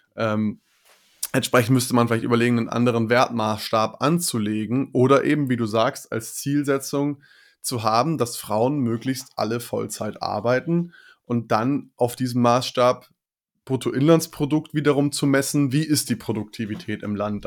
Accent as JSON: {"language": "German", "country": "Germany", "said": "bei uns in Deutschland"}